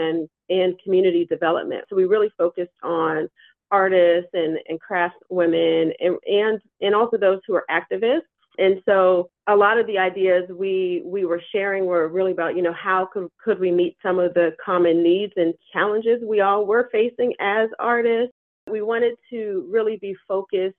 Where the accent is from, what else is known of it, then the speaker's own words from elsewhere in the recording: Pittsburgh, Pennsylvania, United States; growing up in Pittsburgh